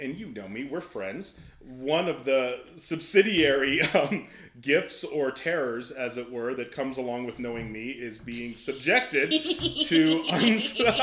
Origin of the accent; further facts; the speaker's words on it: outside Pittsburgh, Western Pennsylvania, United States; now in Colorado, United States; I was born in right outside of Pittsburgh. I'm from Pennsylvania originally, and I'm kind of spent my early salad years all throughout Western Pennsylvania